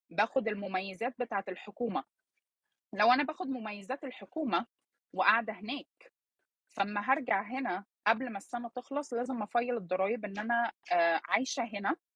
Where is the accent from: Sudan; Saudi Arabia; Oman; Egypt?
Egypt; now in United States; ورحت اشتغلت مدرسه في مدرسه في مصر كمصريه ما انا معايا البطاقه المصريه